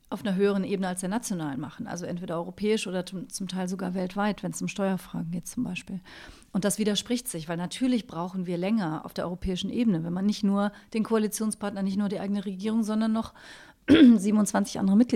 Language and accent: German; Cologne, North Rhine-Westphalia, Germany; now in Berlin, Germany; Ich bin in Köln aufgewachsen